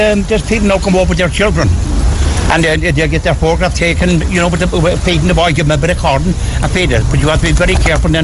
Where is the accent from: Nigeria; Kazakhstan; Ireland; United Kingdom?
Ireland; Cork, Munster; I'm from Granbrae, a school place in Granbrae